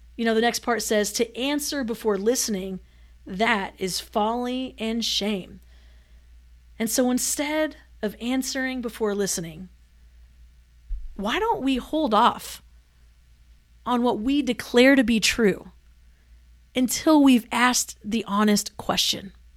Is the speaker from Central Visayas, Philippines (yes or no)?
no; Manila, Metro Manila, Philippines; moved away; I grew up in Manila